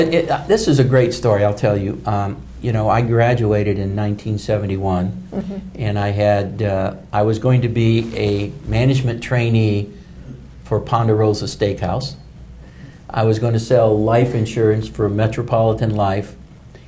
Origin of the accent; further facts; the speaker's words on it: Louisville, Kentucky, United States; when I was growing up in Louisville